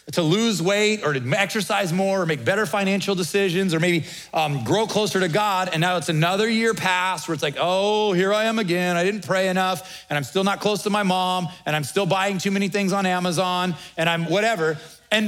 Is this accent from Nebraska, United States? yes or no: yes; Nebraska, United States; we're from the Midwest, we're from Nebraska